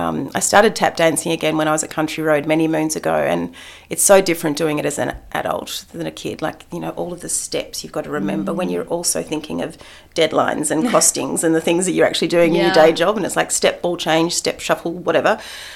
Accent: Adelaide, South Australia, Australia; born there; also born or lived in Canberra / Melbourne / Upstate New York; I was born in Adelaide. It was, yeah, so it was South Australia. It was Canberra. It was eastern suburbs of Melbourne. Upstate New York was probably the most glamorous element of it.

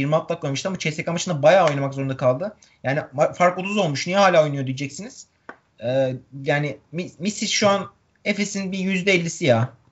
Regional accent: Turkey; bir Türk olarak

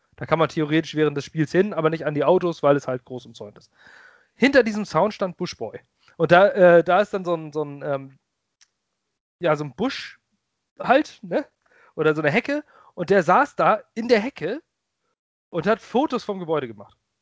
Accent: Lübeck, Schleswig-Holstein, Germany; moved away as an adult; now in Ratzeburg, Germany; Ich bin ursprünglich Lübecker. Ich komme aus Lübeck. Ich liebe diese Stadt. Ich bin da groß geworden

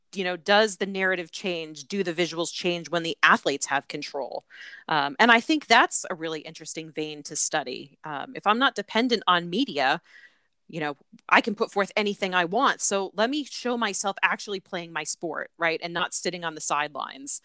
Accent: Connecticut, United States; moved away as an adult; also born or lived in Atlanta / Birmingham; I am from Connecticut. I was born and raised there um, in a small town in the suburbs of, of New York City, in one of those commuter towns.

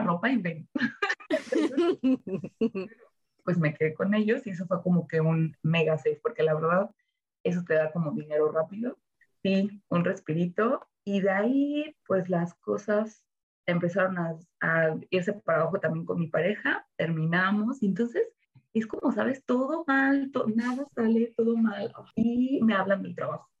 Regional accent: Ocotlán, Jalisco, Mexico; moved away as an adult; also born or lived in Zamora, Michoacán / Guadalajara / Los Cabos; nací en Zamora, Michoacán, ah. así que de hecho soy michoacana, pero eh, viví desde que tenía un año en Ocotlán, Jalisco

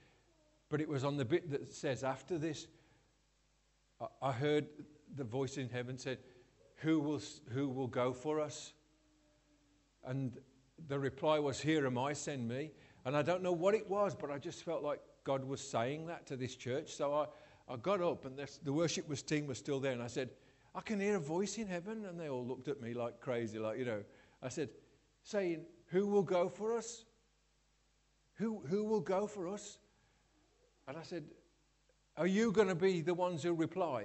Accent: Scotland, United Kingdom; I'm Scottish

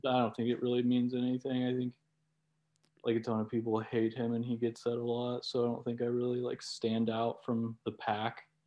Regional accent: Oklahoma City, Oklahoma, United States; I was born in Oklahoma City

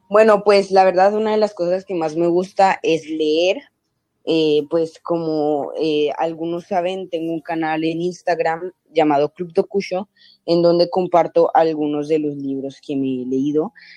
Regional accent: Cali, Valle del Cauca, Colombia; now in Canada; Yo soy de Cali, Colombia

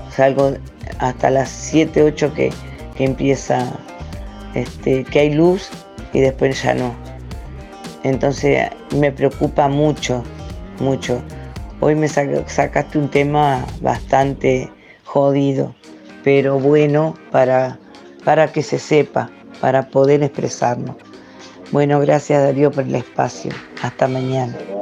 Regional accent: Juan Lacaze, Colonia, Uruguay; also born or lived in Villa Pancha; mi pueblo porque es el que quiero, el que vivo y el que me crié en él

